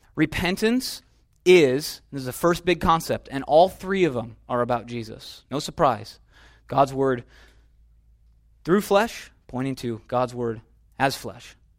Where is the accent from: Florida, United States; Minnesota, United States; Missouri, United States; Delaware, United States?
Minnesota, United States; now in California, United States; We're in California, right? I'm from Minnesota.